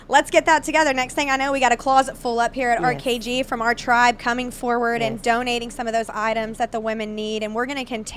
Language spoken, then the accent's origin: English; Dallas, Texas, United States; Dallas-Fort Worth, which is my hometown